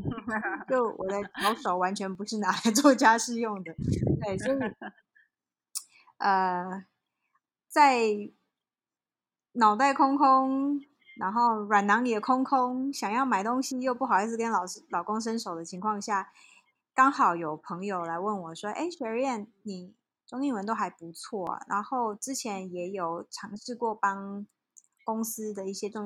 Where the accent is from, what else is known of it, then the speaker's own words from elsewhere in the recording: South Africa; also born or lived in Taiwan; 呃，其实我在台湾就是在台湾出生嘛，然后念到小学毕业以后，就被我爸妈拎到遥远的黑暗的非洲大陆去了，所以我们全家就移民到南非。那我在那边等于是。成长啦，